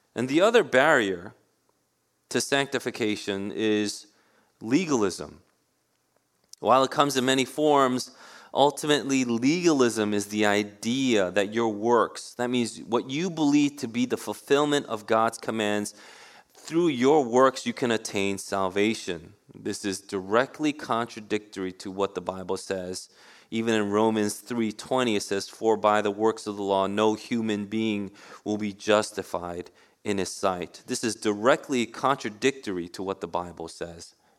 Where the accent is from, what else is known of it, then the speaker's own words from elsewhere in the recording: New York City, New York, United States; I grew up in Queens. New York City has always been in my heart. I was born in Manhattan